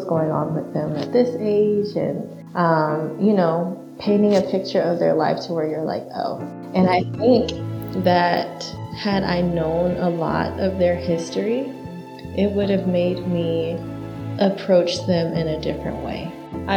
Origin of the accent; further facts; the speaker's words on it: Dallas, Texas, United States; now in Houston, United States; I am from Dallas, Texas, and I'm now in the Houston area. I love Dallas because it's home